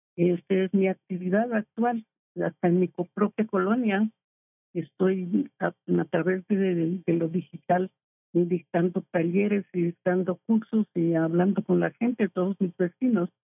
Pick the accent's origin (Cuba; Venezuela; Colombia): Colombia; moved away as an adult; now in Mexico; Yo llegué a, de Colombia no exiliada porque vine a hacer un curso en anestesiología pediátrica en el infantil de México con mi marido